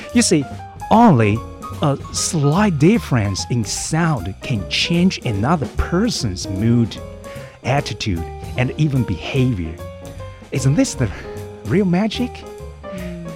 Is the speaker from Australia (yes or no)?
no; Taoyuan, Taiwan; English is a second language; moved away as an adult; now in Hualien, Taiwan; I'm a from Taoyuan actually